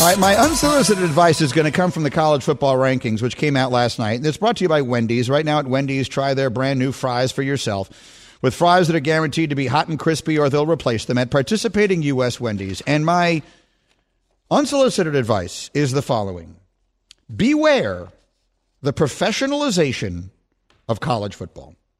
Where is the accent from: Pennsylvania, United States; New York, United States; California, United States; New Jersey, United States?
New York, United States; New York City; moved away as an adult; I grew up in New York City